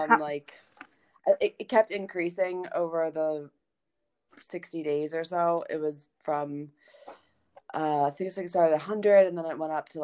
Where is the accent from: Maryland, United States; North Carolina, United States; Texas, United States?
Maryland, United States; Baltimore; moved away as an adult; also born or lived in Los Angeles / New York; now in Paris, France; I'm from Baltimore. I lived in New York.